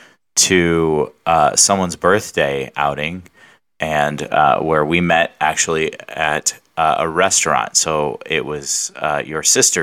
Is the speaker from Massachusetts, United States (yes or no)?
no; Southern California, United States; now in Phoenix, United States; Grew up in Southern California.